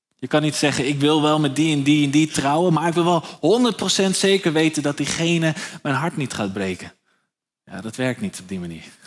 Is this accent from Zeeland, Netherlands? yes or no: no; Nieuw-Vennep, North Holland, Netherlands; Ik ben zelf opgegroeid in Nieuw-Vennep, eh, onder de rook van Schiphol